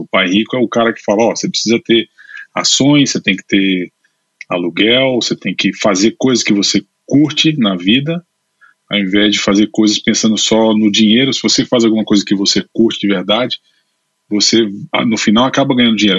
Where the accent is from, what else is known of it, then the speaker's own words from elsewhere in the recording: Recife, Pernambuco, Brazil; moved away as an adult; also born or lived in Brasília / São Paulo / London; now in Spain; eu nasci em Brasília. Meus pais, meu pai é advogado e minha mãe é advogada. Os dois, meu pai, os dois funcionários públicos. Depois eu me mudei para Recife. Eu sempre digo que eu sou brasileiro, é, brasiliense, mas naturalizado pernambucano